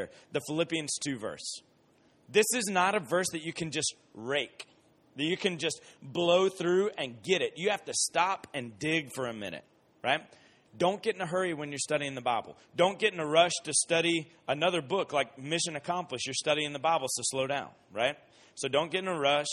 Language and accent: English; Columbus, Georgia, United States; moved away; I grew up in Columbus, Georgia